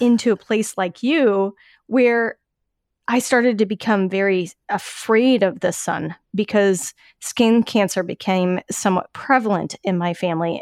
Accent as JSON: {"language": "English", "region": "Colorado", "country": "United States", "tie": "born or raised there", "said": "where I grew up in Colorado"}